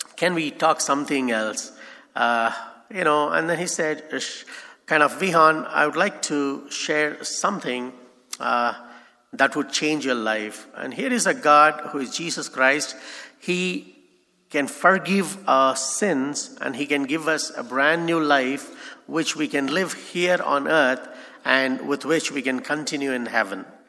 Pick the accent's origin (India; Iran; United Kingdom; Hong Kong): India; as Indian I cannot go to Pakistan